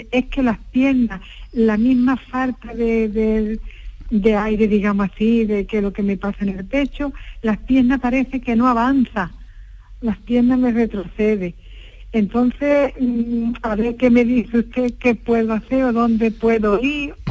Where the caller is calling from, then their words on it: Alhaurín de la Torre, Andalusia, Spain; Disculpe, soy, soy de Alaurín de la Torre.